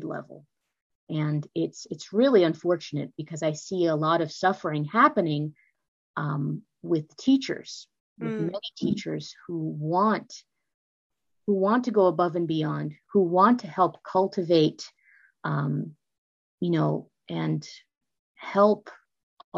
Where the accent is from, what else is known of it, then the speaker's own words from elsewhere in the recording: California, United States; moved away as an adult; also born or lived in Maryland / Washington, D.C.; now in Florida, United States; I'm originally from the California area